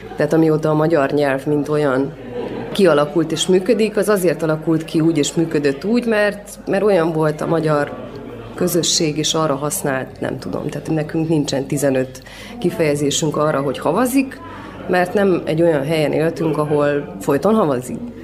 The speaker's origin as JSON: {"language": "Hungarian", "town": "Cluj-Napoca", "region": "Cluj County", "country": "Romania", "tie": "born or raised there", "said": "én itt nőttem fel Kolozsáron"}